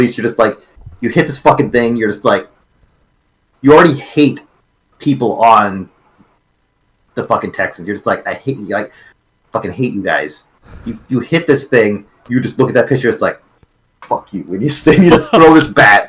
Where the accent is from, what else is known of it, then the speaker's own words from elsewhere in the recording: Canada; I'm a Canadian guy